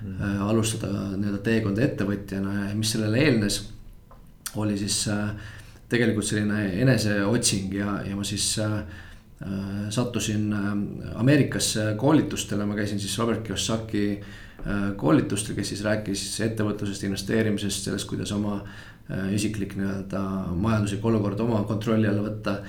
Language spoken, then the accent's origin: Estonian; Tallinn, Harju County, Estonia; et olen täitsa Tallinnast pärit, lõpetasin Tallinna Reaalkooli